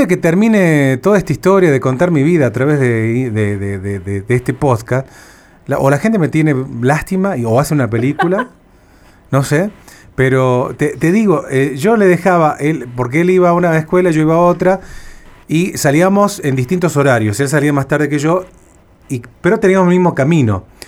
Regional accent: Cruz del Eje, Córdoba, Argentina; moved away; yo me acuerdo cuando era niño, vivía en, en Cruz del Eje, en Córdoba interior de Argentina

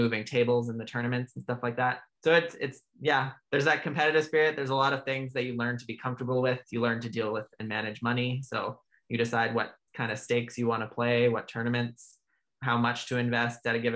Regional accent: Alberta, Canada; moved away as an adult; also born or lived in Ontario; now in Vancouver, Canada; I was born and raised in Alberta

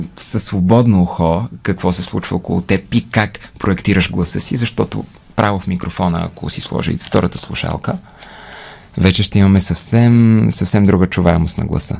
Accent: Bulgaria; also born or lived in United Kingdom; горд като българин

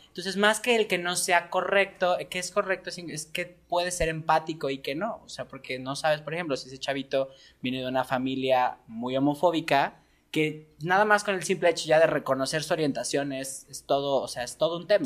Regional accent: Mexico; cómo fuimos educados como mexicanos

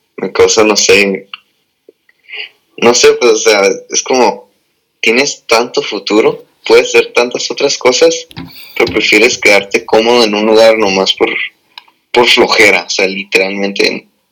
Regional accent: Tijuana, Baja California, Mexico; moved away as an adult; also born or lived in National City, California / San Diego; now in United States; yo soy de, de San Diego, bueno, nací en National City, pero toda la vida he en Tijuana

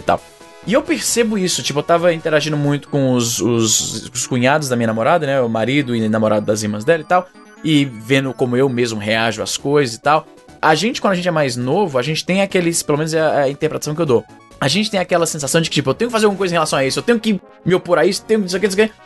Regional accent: Fortaleza, Ceará, Brazil; now in Calgary, Canada; eu sou de Fortaleza, conterrâneo dos Juras, ali do Jardim América Montese. E aí eu moro no Canadá há bastante tempo e aqui eu moro na minha cidade, que é Calgary, desde 2006

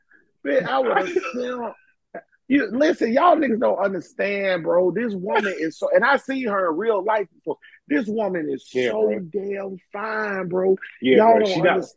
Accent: Jacksonville, Florida, United States; You telling me this bitch was living in Jacksonville while we was growing up in Jacksonville?

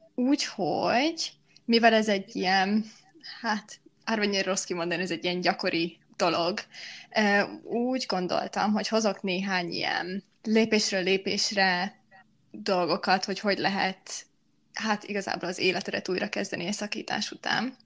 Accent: Miskolc, Borsod-Abaúj-Zemplén, Hungary; first language Hungarian; moved away as an adult; now in Budapest, Hungary; amikor Miskolcról Pestre kerültem egyetem miatt

